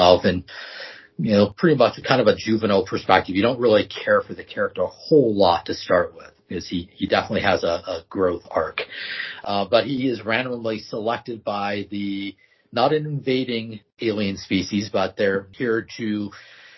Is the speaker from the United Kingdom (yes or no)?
no; the Northwest, Pacific Northwest, United States; also born or lived in Ashland, Oregon; I grew up here in the Northwest